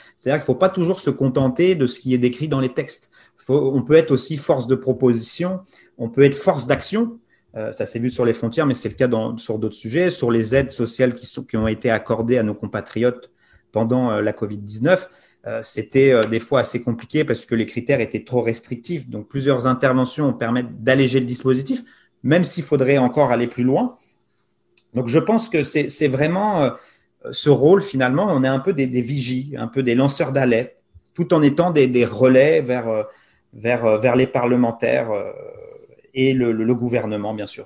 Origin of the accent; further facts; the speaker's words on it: France; now in Montreal, Canada; nous, on est Français de l'étranger